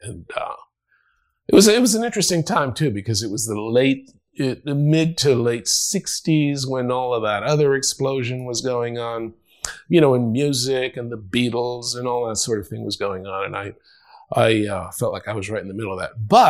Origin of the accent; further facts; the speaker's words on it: Panama; first language Spanish; English is a second language; moved away as an adult; now in United States; You can't be Latino and not have four names, you know. And I'm from Panama.